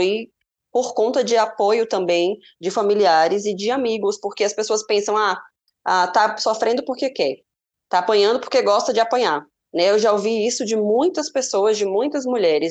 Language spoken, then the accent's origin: Portuguese; Salvador, Bahia, Brazil; Salvador, a cidade onde eu nasci